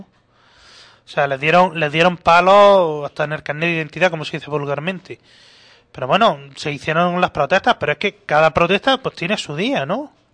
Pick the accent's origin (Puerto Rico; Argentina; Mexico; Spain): Spain; Granada, Andalusia; como granadino que soy